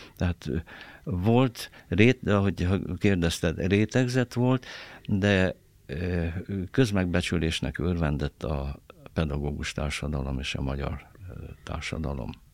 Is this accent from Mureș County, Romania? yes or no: yes; Târgu Mureș, Mureș County, Romania; moved away as an adult; also born or lived in Cluj-Napoca / Nagykőrös; now in Hungary; az én szülővárosom Marosvásárhely